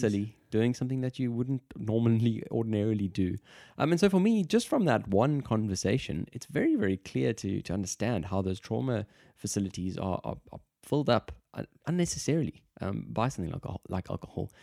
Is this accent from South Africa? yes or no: yes; South Africa; moved away; I'm from South Africa